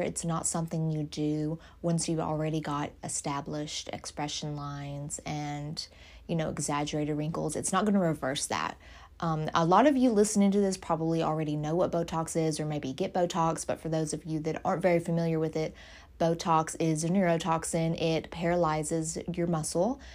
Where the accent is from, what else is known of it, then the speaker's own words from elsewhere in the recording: Louisiana, United States; moved away; I'm from Louisiana, of course. My parents are there